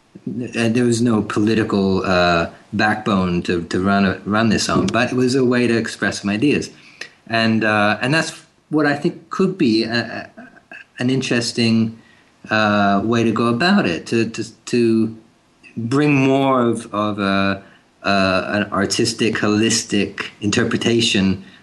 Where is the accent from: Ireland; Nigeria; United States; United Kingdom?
United Kingdom; England; now in Canada; You mean growing up in England?